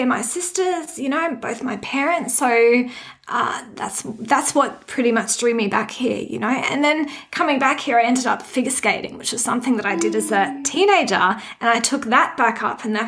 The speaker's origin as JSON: {"language": "English", "town": "Redcliffe", "region": "Queensland", "country": "Australia", "tie": "born or raised there", "also_born_or_lived": "Hobart, Tasmania / Forbes, New South Wales", "said": "So I did most of my growing up in Redcliffe, actually. So yeah, that's where I kind of grew up."}